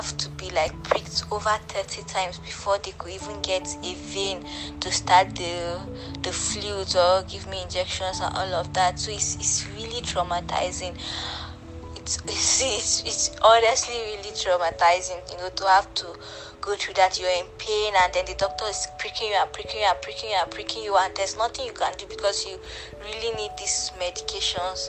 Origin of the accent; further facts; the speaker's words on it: Nigeria; I'm a Nigerian. I reside in Abuja.